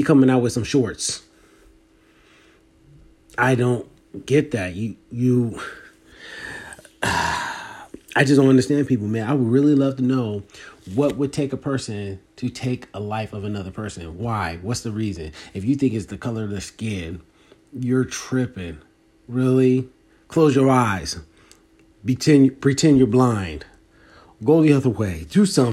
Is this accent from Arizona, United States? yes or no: no; Philadelphia, Pennsylvania, United States; I'd rather go back to Philly because that's where I'm from.